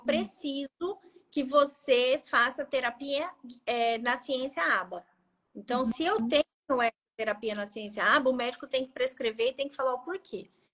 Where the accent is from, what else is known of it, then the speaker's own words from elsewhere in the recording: Maringá region, Paraná, Brazil; eu sou da região de Maringá, aqui no uhum. Paraná